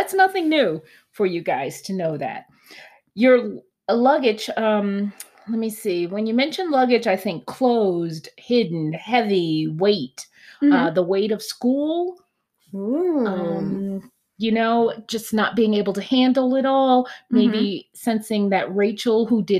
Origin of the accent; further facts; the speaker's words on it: East Coast, United States; I'm from the East Coast.